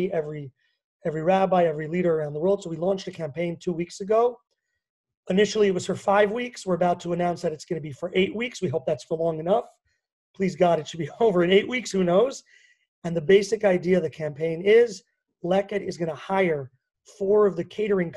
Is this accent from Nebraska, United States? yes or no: no; New York, United States; also born or lived in Washington; now in Israel; New York specifically, where I grew up, as you can probably hear. But although they say I don't have a strong New York accent